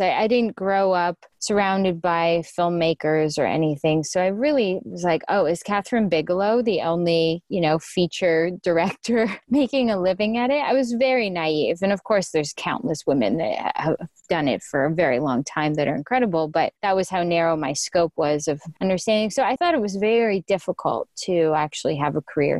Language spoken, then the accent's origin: English; Canada; moved away as an adult; now in United States; I'm Canadian, so I've been in the States for about four years now